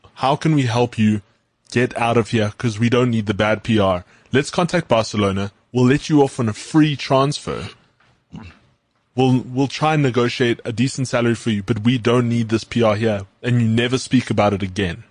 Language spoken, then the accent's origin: English; South Africa; being South African